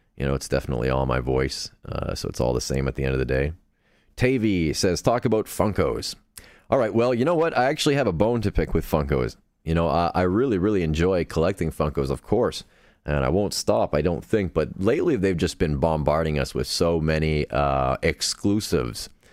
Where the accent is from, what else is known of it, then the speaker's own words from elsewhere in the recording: Canada; accent: Canadian; I'm Canadian